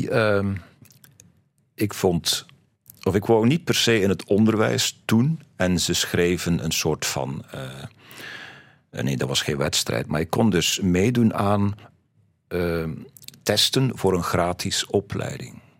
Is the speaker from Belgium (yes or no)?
yes; West Flanders, Belgium; accent: West Flemish; en zelfs als ik West-Vlaamse vrienden ontmoet, dan heb ik nog altijd mijn accent, denk ik